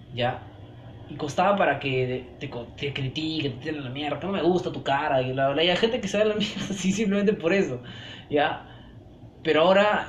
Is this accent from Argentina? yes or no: no; Peru; como peruanos rechazamos